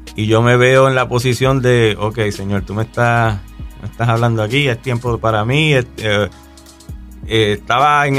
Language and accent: Spanish; Canóvanas, Puerto Rico; un chamaco eh, nacido y criado en Puerto Rico. Soy de Canómanas, Puerto Rico